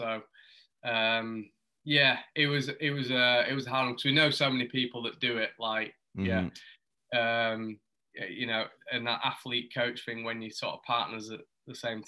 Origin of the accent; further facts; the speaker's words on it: Huddersfield, Yorkshire and the Humber, United Kingdom; I grew up in Huddersfield, which is maybe like 30, 40 minutes from Leeds.